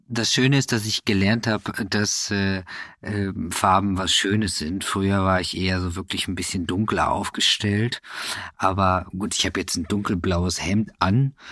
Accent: Kevelaer, North Rhine-Westphalia, Germany; Im Kevela. Das ist ein Wallfahrtsort an der holländischen Grenze.

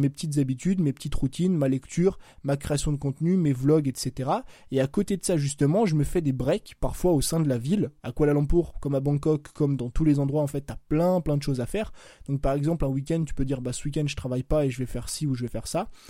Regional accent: France; je te parle de la France parce que moi j'ai grandi en France.

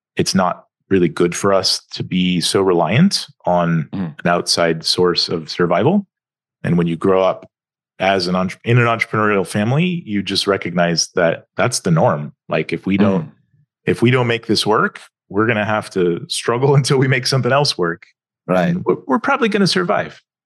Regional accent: Atlanta, Georgia, United States; also born or lived in California; was born in California, but when when I was seven, we moved to Atlanta, Georgia. So I grew up in the southeast.

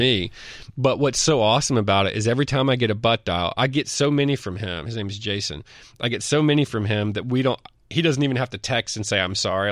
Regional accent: Mississippi, United States; I'm from Mississippi

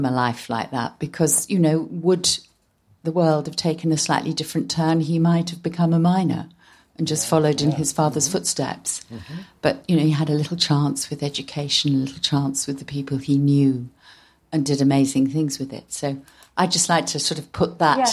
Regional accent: Nottingham, East Midlands, United Kingdom; I grew up in Nottingham

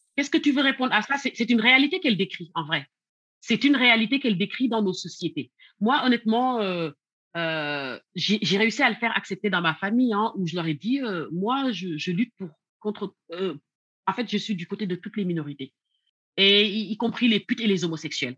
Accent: Senegal; also born or lived in the West; now in France; quand j'ai grandi, en fait, cette histoire d'homosexualité ne posait pas autant de problèmes au Sénégal

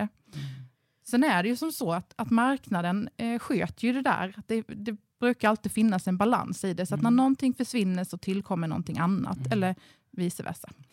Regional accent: Ingelstad, Kronoberg County, Sweden; moved away as an adult; also born or lived in Ronneby, Sweden; now in Karlskrona, Sweden; Jag är faktiskt från Småland från början, mm. så att jag är inflyttad bleking.

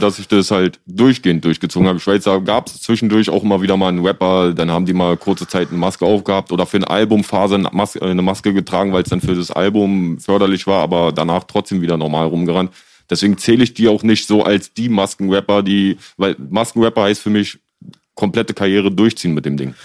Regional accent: Berlin, Germany; ich bin halt auch in Kreuzberg aufgewachsen

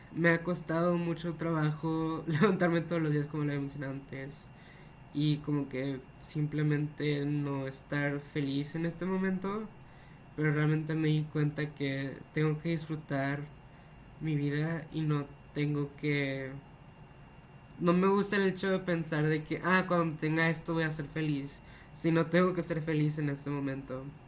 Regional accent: Monterrey, Nuevo León, Mexico; soy Monterrey de México

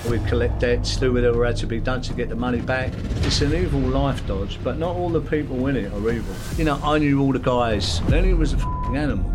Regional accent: London, United Kingdom; also born or lived in Belfast; I went back to East London, which is, which is where I grew up in Bethnal Green

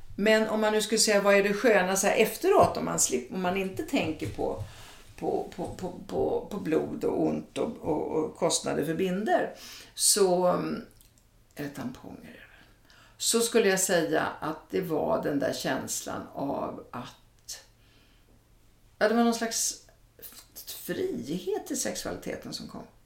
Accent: Italy; moved away; jag är från Italien

